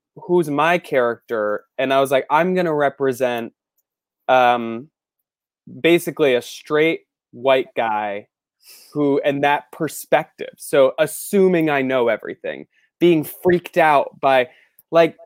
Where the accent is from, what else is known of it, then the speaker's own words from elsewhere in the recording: Florida, United States; also born or lived in Celebration, Florida; I'm from Florida, and when I was 11, we moved to a town called Celebration, and it's 4 minutes from Disney. So I grew up